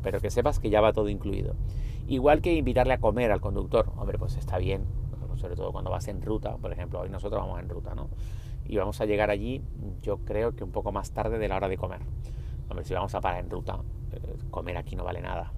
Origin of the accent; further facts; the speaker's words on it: Spain; Nosotros somos españoles